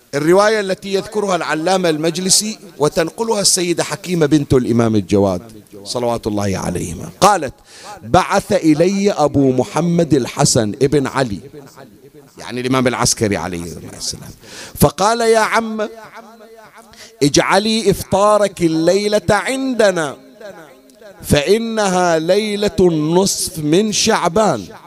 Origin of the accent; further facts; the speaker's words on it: Bahrain; عندنا بالبحرين